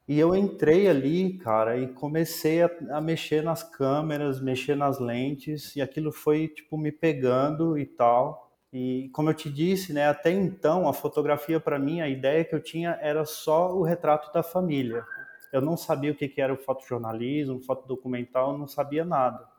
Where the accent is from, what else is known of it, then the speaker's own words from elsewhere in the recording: Planaltina, Federal District, Brazil; eu sou nascido em Brasília, nasci é, numa cidade chamada Planaltina DF